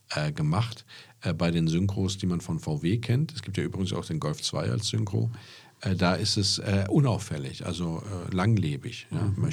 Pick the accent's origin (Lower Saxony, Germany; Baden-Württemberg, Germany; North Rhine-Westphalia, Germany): Lower Saxony, Germany; ich bin ja aus Niedersachsen.